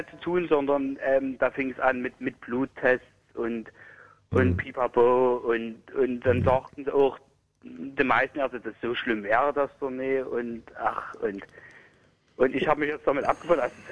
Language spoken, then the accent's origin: German; Großland, Saxony, Germany; Ich komme aus Großland, das ist bei, bei Dresden so